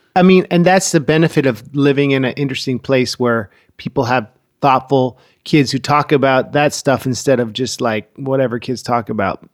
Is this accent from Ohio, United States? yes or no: no; Oakland, California, United States; moved away; also born or lived in Berkeley; I was born in Berkeley and grew up in Oakland, too